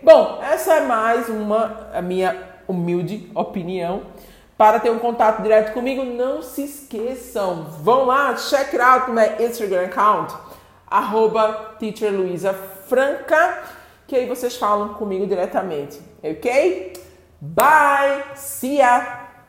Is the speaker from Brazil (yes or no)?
yes; Brazil; Eu sou uma brasileira que estudei o idioma e sei passar o idioma. Eu sou nativa em português.